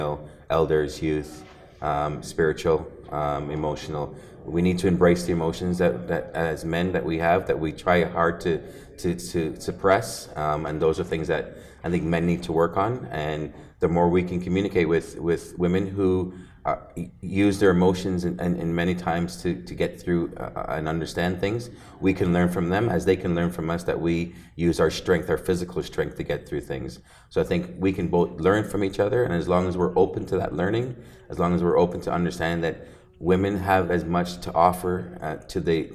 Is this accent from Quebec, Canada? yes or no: no; Ontario, Canada; I'm from Ontario